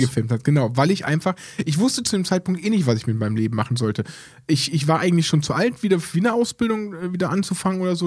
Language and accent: German; Aachen, North Rhine-Westphalia, Germany; bei uns in Aachen